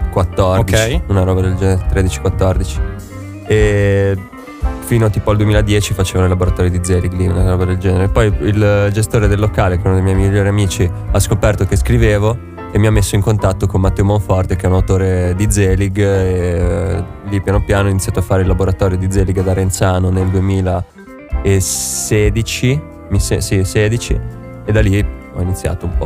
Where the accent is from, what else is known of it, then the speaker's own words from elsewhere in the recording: Genoa, Liguria, Italy; Io sono eh. genovese.